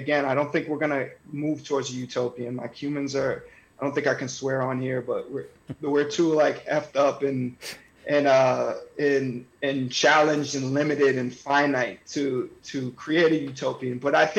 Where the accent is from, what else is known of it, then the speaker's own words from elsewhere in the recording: North Andover, Massachusetts, United States; because, you know, I was from North Andover, not feeling like I belonged there.